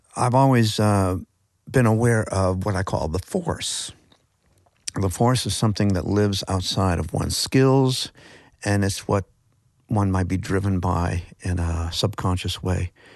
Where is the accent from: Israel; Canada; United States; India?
Canada; Grand River, Ontario; near where I grew up on the Grand River